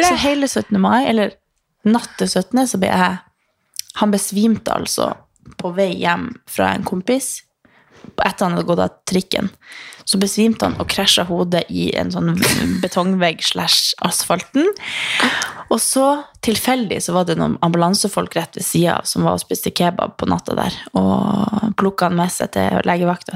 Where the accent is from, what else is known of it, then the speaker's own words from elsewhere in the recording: Northern Norway, Norway; now in Oslo, Norway; i fjor så var jeg hjemme i Nord-Norge